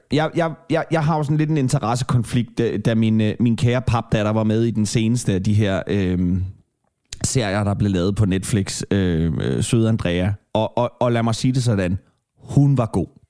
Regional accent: Kalundborg, Zealand, Denmark; moved away; Jeg er fra Kalamborg-egnen, og vi havde Hvidebæk byfest

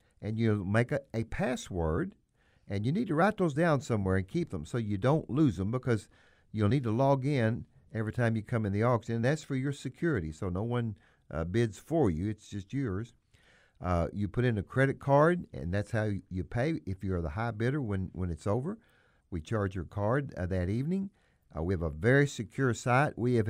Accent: Missouri, United States; I am from the Boot Heel of Missouri, you are as well

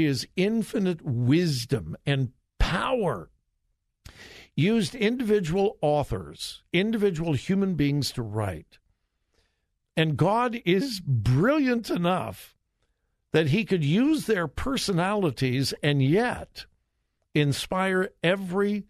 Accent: Southern California, United States; I was born and raised in Southern California

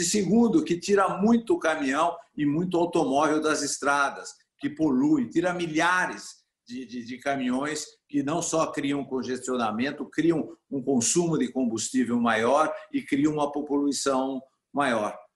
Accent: Brazil; como brasileiro e como está envolvido em todo o agronegócio

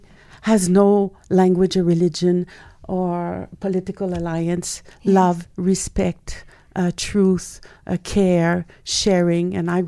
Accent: Quebec, Canada; also born or lived in Nova Scotia / Ontario / Manitoba; I was born in Nova Scotia and moved Ontario, Manitoba, and then finally we arrived in the French province, Quebec, and I was 12 years old.

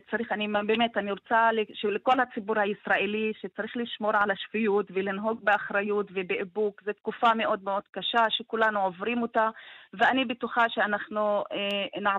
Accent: Tamra, Northern District, Israel; אני מטמרה.

